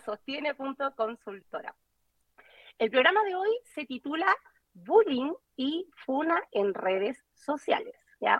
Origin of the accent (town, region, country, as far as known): Chile